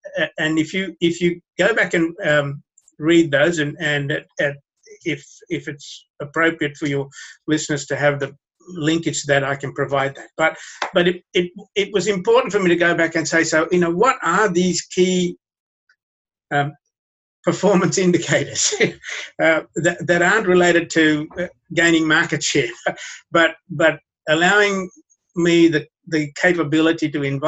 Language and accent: English; Sri Lanka; born there; even though I was born in Sri Lanka, I can speak like that easily.